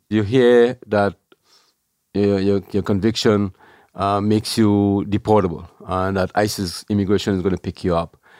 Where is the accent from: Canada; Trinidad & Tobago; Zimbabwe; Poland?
Trinidad & Tobago; moved away as an adult; also born or lived in New York; now in New Jersey, United States; I was born in Trinidad.